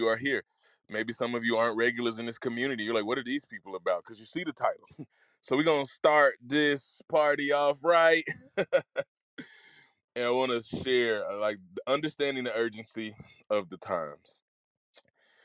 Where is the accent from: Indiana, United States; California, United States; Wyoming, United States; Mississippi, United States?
Mississippi, United States; When I was growing up in Mississippi